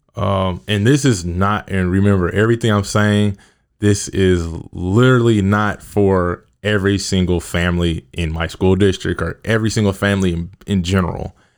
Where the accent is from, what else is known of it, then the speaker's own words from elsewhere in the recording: Kansas City, Missouri, United States; I grew up in Kansas City, South Kansas City to be exact.